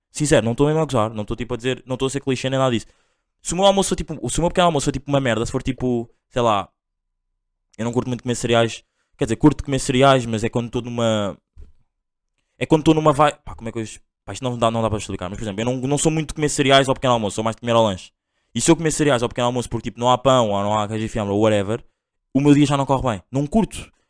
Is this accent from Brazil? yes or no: no; Angola; eu sou angolano